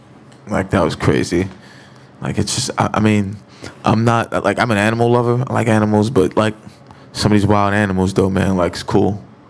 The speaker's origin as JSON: {"language": "English", "town": "New York City", "region": "New York", "country": "United States", "said": "as a New Yorker"}